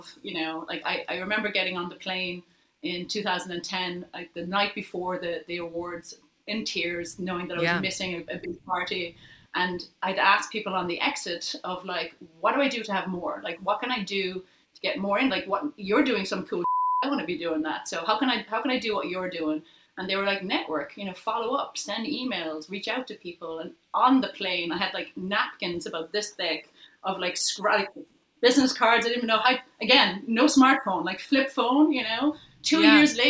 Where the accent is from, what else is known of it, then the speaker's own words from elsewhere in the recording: Ireland; now in New York, United States; you're Irish, we're Irish